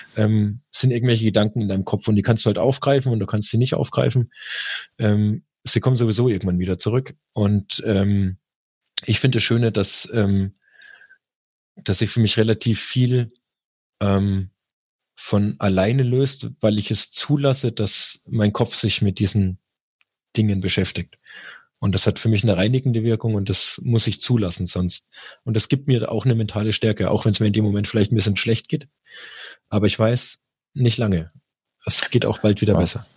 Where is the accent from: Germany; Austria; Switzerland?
Germany; bei uns in Deutschland